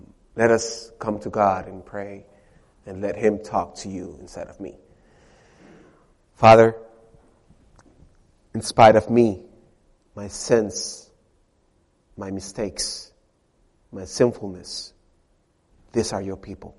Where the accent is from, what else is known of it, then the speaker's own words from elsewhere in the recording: Dominican Republic; English is a second language; moved away as an adult; now in United States; I'm not American. I am from the Dominican Republic.